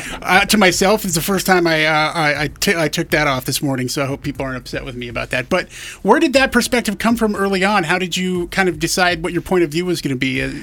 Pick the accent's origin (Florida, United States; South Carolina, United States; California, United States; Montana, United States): Montana, United States; Eastern; I'm from Montana